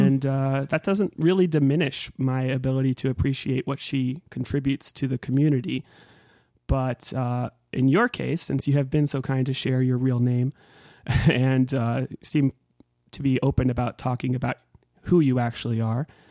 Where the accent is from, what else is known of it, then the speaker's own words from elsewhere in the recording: Northern California, United States; I grew up in Northern California